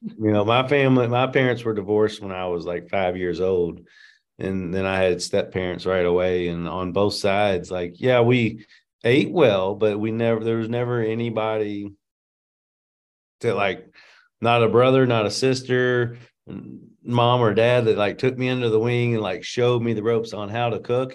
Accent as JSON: {"language": "English", "town": "Louisville", "region": "Kentucky", "country": "United States", "tie": "born or raised there", "said": "I was born and raised in Louisville"}